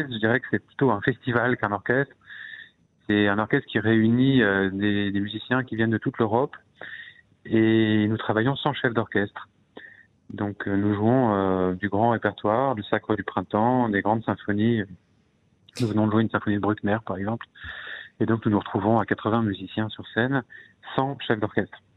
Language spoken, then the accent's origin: French; Egypt; comme mon père est, égyptologue, j'ai passé toute mon enfance en Égypte, dans les pyramides et dans les temples.